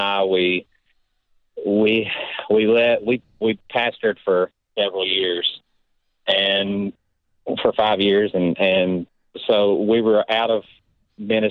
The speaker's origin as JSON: {"language": "English", "region": "Texas", "country": "United States", "tie": "born or raised there", "moved": "as an adult", "lives_now": "Tulsa, United States", "said": "I moved from Texas in January and of 2021 this year, and this is the first time we've moved out away from everyone. First time we had left the city that we spent our whole lives"}